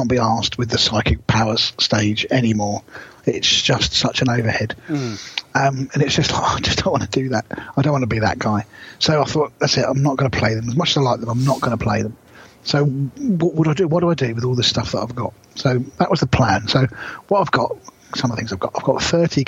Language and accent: English; South of England, United Kingdom; moved away; I'm a Southerner